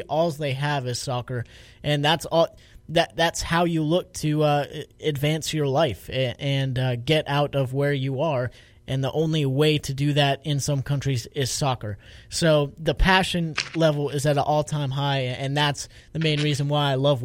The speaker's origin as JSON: {"language": "English", "country": "United States", "said": "we love being Italian, we're from the United States of America"}